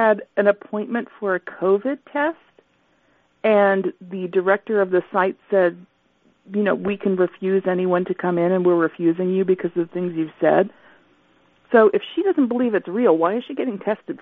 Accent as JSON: {"language": "English", "town": "Johnstown", "region": "Pennsylvania", "country": "United States", "tie": "born or raised there", "said": "I was born in Johnstown."}